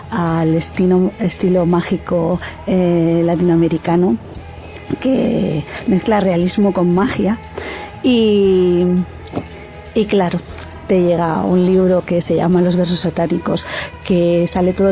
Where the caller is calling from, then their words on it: Spain; del Cactus y desde España eh, aquí estoy